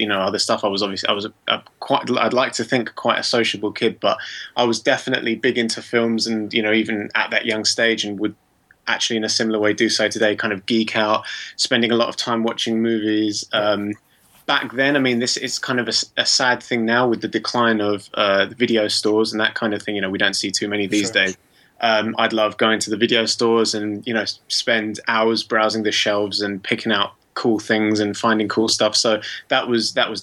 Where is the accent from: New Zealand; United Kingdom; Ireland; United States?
United Kingdom; London; I've always lived in London my whole life. I mean, I grew up, I'm not sure how familiar you are with London, but I grew up in East London